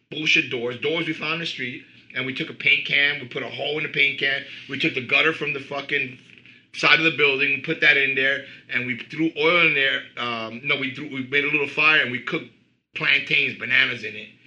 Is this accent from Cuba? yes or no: yes; Cuba; also born or lived in Queens, New York / New Jersey; now in United States; we grew up especially I came from Cuba, you know, and I grew up in, in bad neighborhoods, struggling.